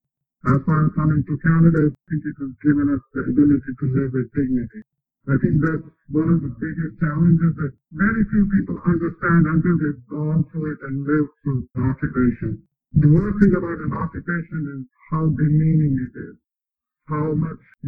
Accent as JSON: {"language": "English", "region": "Jammu and Kashmir", "country": "India", "tie": "born or raised there", "moved": "as an adult", "said": "I was born and brought up in Kashmir and lived there till the early 90s"}